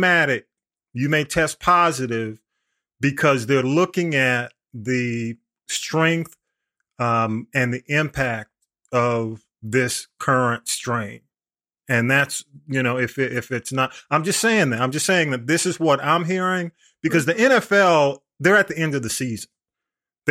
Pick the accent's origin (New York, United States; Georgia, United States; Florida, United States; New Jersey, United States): Georgia, United States; Atlanta; I grew up in Grady Homes around that area. I used to go to elementary school there.